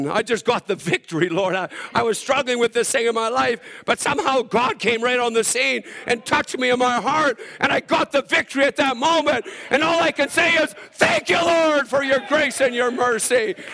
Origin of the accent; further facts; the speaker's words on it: Alberta, Canada; I'm from Saskatchewan. I mean, Alberta, so we don't get too happy in church.